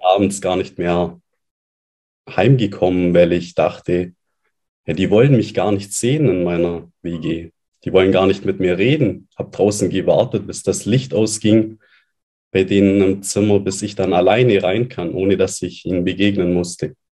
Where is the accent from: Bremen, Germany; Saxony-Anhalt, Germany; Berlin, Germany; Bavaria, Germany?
Bavaria, Germany; Allgäu; moved away as an adult; Ich bin dann weggezogen von meinem Elternhaus, raus aus meiner Heimat, aus dem schönen Allgäu, in eine neue Stadt